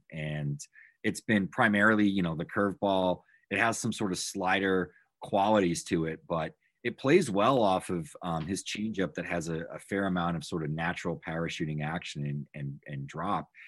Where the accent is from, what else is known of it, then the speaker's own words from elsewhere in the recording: Massachusetts, United States; I'm from Massachusetts. Grew up here, still live here